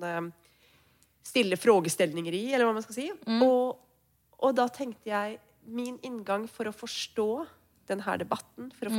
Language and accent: Norwegian; Norway; now in Sweden; jeg kommer jo fra Norge